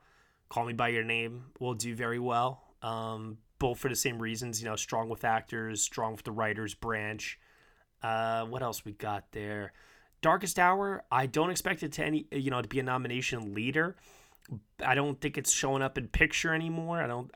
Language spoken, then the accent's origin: English; New York, United States; it's also not just because I'm from New York.